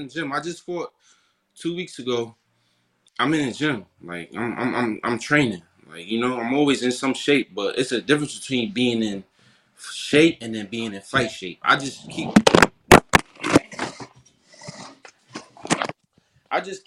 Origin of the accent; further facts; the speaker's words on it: Paterson, New Jersey, United States; I was from Patterson